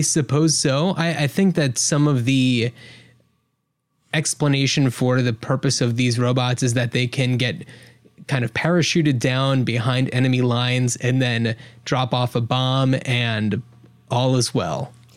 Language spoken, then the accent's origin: English; New Jersey, United States; now in Portland, United States; We are from New Jersey, uh, just outside of New York